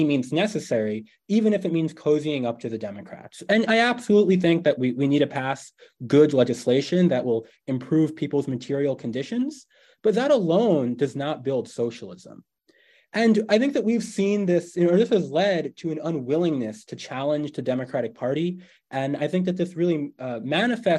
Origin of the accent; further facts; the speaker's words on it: New York, United States; my home state of New York